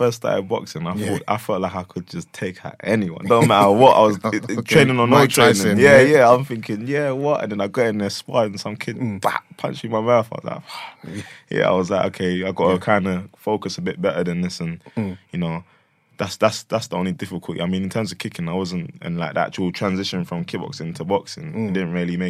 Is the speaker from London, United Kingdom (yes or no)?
yes; Hackney, London, United Kingdom; I grew up in Hackney at first, and took me to this kickboxing place, like in Bethnal Green